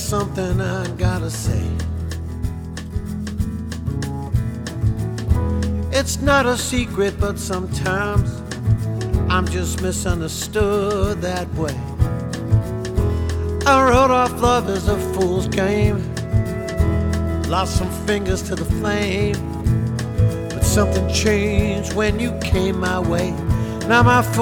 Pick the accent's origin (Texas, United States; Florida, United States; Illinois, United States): Illinois, United States; Chicago; moved away as an adult; I'm from Chicago